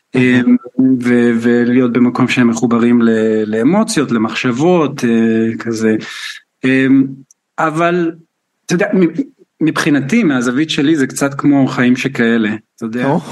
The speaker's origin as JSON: {"language": "Hebrew", "country": "Israel", "moved": "yes", "lives_now": "United Kingdom", "said": "אני מישראל"}